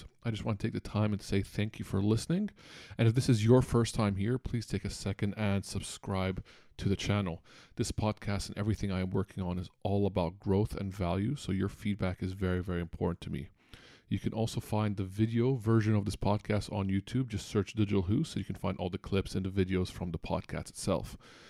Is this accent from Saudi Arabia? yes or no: yes; Saudi Arabia; also born or lived in United States; Even though I was born in the States, I never grew up there. I grew up in Saudi Arabia.